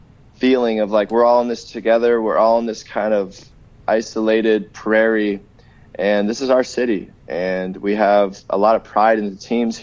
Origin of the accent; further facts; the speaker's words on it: Los Angeles, California, United States; moved away as an adult; also born or lived in Minneapolis; now in Winnipeg, Canada; growing up in Los Angeles area, especially lately, you know, living in El Segundo, which is, you know, more based in the Santa Monica area, and even like West Hollywood